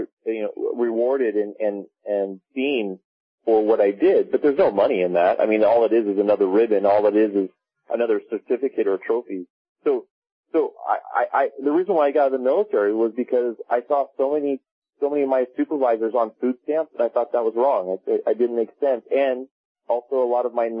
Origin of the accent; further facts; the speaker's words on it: Laguna Beach, California, United States; I grew up in Laguna Beach, California